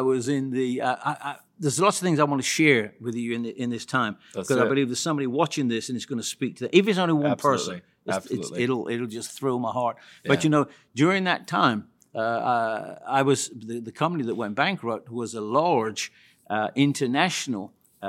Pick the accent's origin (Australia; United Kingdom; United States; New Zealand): United Kingdom; West Midlands; I was born in the United Kingdom many, many years ago, virtually in the central part of the United Kingdom near Birmingham.